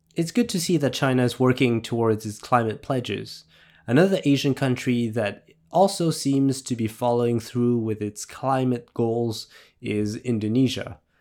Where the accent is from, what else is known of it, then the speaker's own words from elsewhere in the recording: France; I was raised in France